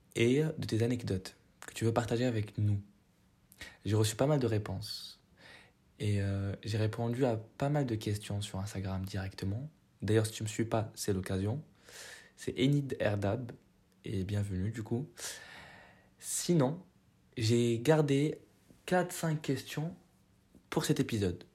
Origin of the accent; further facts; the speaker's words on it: Morocco; moved away as an adult; j'ai quitté le Maroc en deux mille vingt